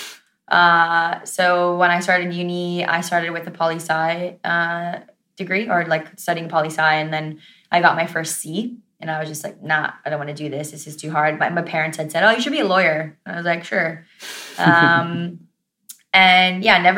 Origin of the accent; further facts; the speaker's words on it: United States; accent: American; moved away as an adult; now in Australia; my accent is American